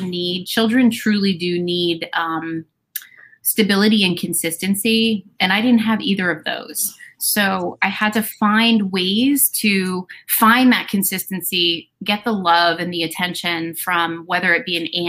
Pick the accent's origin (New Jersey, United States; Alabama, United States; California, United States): New Jersey, United States; moved away; I am, you know, and after my divorce, I moved back to my hometown. So I am living in my hometown where I grew up